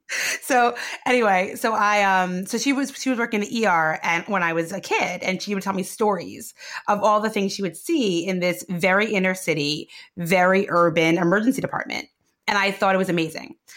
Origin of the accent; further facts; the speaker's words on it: New York City, New York, United States; I grew up in what I call real Brooklyn, uh, which is Sheepshead Bay, the south of Brooklyn